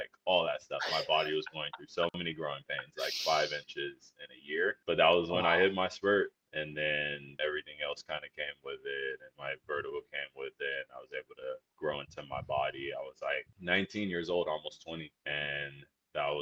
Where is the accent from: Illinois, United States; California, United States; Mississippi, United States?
California, United States; Long Beach; I'm born and raised in Long Beach